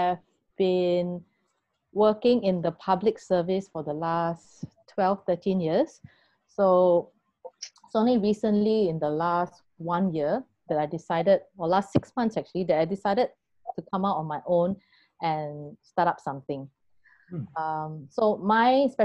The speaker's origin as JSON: {"language": "English", "country": "Singapore", "said": "And being Singaporean"}